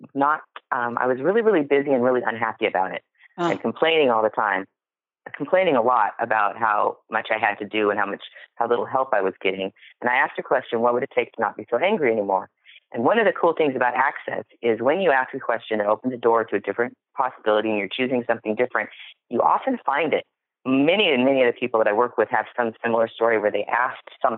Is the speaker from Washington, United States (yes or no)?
yes; Seattle, Washington, United States; I was born in 1965 in Seattle, Washington. That's where it started. Right here